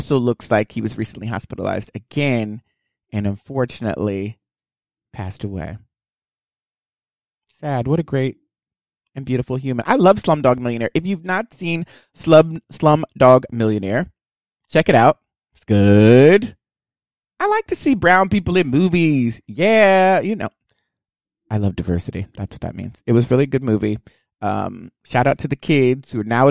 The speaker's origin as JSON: {"language": "English", "town": "Houston", "region": "Texas", "country": "United States", "said": "We're both from the South. I'm from Houston"}